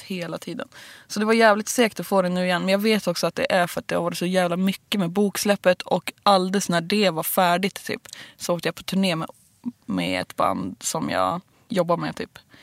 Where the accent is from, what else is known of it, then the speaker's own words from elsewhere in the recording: Bollstabruk, Västernorrland County, Sweden; moved away; Kramfors, mm. Bollstabruk